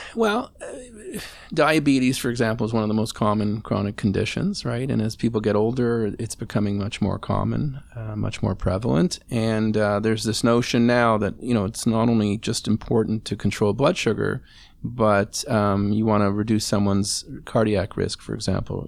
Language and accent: English; Montreal, Quebec, Canada; now in Toronto, Canada; I grew up in Montreal, which you know had different craziness about it, potholes.